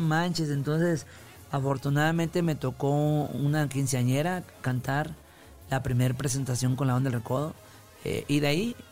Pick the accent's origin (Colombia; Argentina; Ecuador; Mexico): Mexico; Concordia, Sinaloa; Sí, en Concordia, Sinaloa